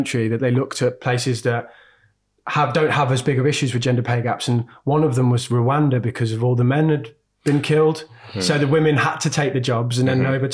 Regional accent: Birmingham, West Midlands, United Kingdom; I grew up in inner city Birmingham. So I grew up in Aston, near Aston Erdington.

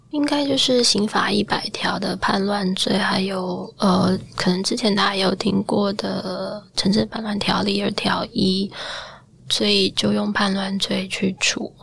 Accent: Taiwan; 我作为一个台湾人

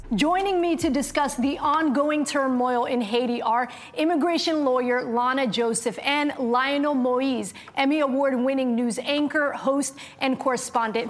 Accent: Somalia; now in United States; I'm an immigrant from Somalia, went through the refugee process as well

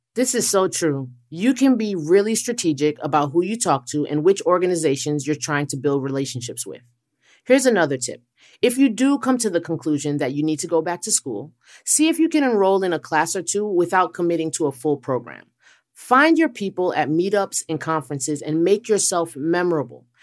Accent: New York City, New York, United States; now in Dallas, United States; I may live in Dallas, but all the hard wiring was done in Queens. I'm a New Yorker at heart

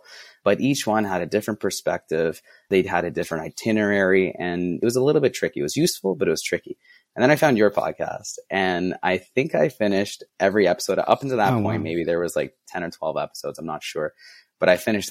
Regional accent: Ottawa, Ontario, Canada; I'm from Ottawa, Canada

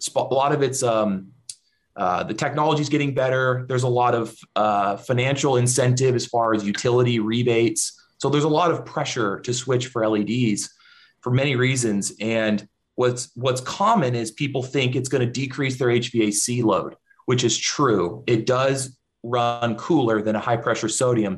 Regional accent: Central Valley, California, United States; also born or lived in Bay Area, California; I grew up in the Central Valley in California, where there's big agriculture all around

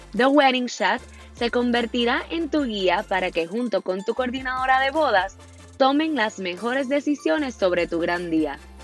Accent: Puerto Rico; Soy puertorriqueña y vivo en la hermosa Isla del Encanto, Puerto Rico

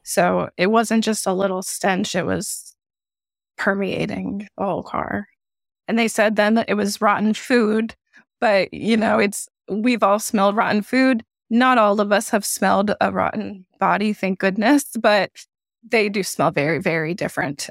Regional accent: South Carolina, United States; I am from South Carolina

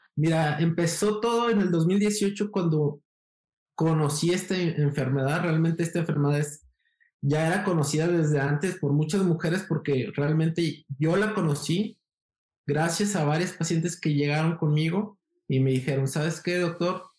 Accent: Guadalajara, Jalisco, Mexico; also born or lived in Mexico City / Brazil; soy de Guadalajara, Jalisco, México

